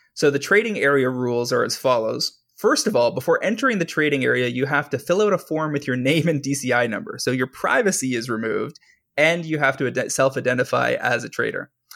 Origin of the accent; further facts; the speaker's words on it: Canada; I am a Canadian who sells on U S platforms